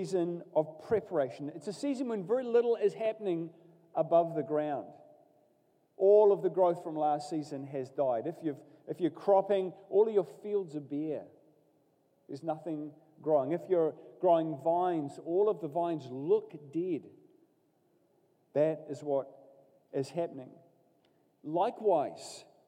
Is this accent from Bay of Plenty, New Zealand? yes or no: yes; Katikati, Bay of Plenty, New Zealand; I grew up in Katikati in the Bay of Plenty